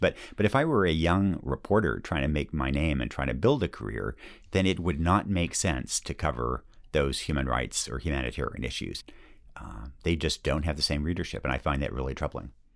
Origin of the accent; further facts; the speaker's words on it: Yamhill, Oregon, United States; moved away; my hometown has been, uh, pretty brutally hit by lost working class jobs